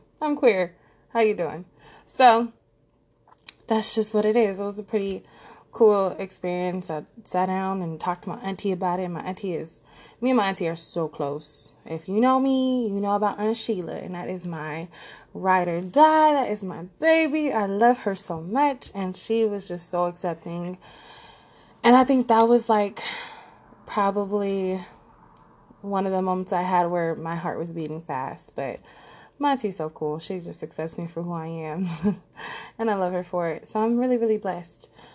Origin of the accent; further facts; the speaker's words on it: Los Angeles, California, United States; I was born and raised in Los Angeles, California, and I still reside here